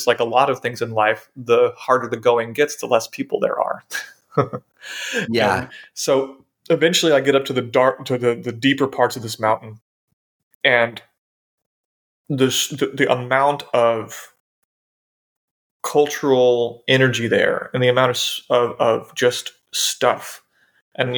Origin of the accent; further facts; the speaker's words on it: United States; as an American